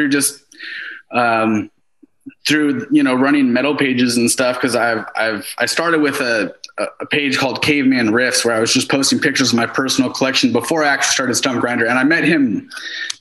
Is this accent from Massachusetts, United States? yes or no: no; Seattle, Washington, United States; I was like from Seattle